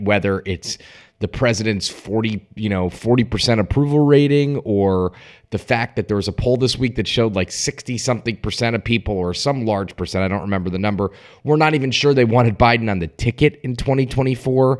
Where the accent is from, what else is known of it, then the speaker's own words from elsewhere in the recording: Stamford, Connecticut, United States; the Stamford, Connecticut mayoral race, my hometown